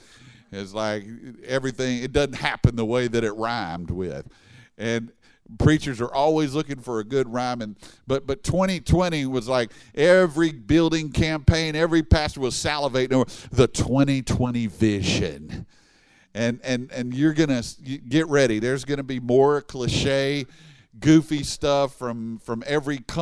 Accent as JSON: {"language": "English", "town": "Baton Rouge", "region": "Louisiana", "country": "United States", "said": "I'm from Baton Rouge"}